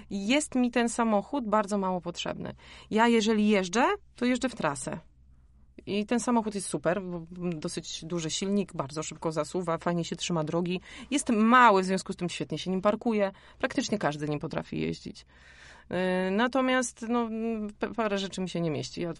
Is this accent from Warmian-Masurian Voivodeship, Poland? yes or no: yes; Warmian-Masurian Voivodeship, Poland; Ja jestem z Mazur, więc ja pływam od dziecka.